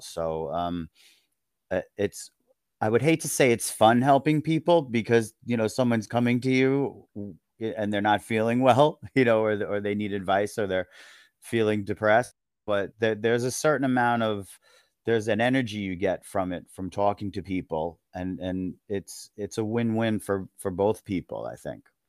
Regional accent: Long Island, New York, United States; I'm from New York. I grew up on Long Island

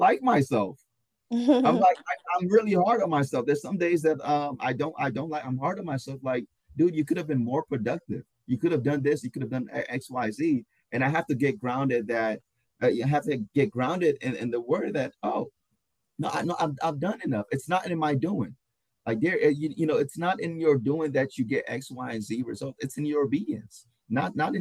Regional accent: Ghana; I'm also Ghanaian

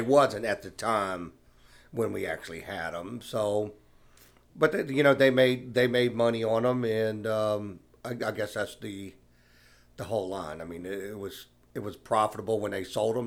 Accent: Savannah, Georgia, United States; Born and raised in Savannah

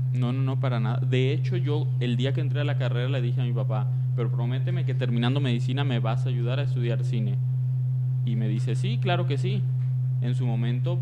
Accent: Tepatitlán, Jalisco, Mexico; yo soy de Tepatitlán, Jalisco

